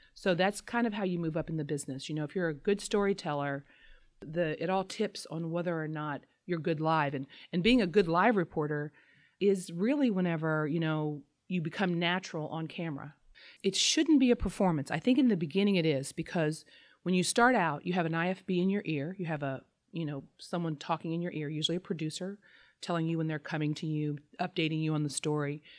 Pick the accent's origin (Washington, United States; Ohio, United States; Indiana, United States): Indiana, United States; Southern; I'm from Southern Indiana